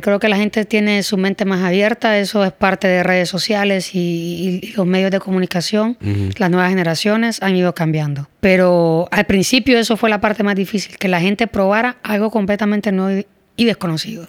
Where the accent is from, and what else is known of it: Honduras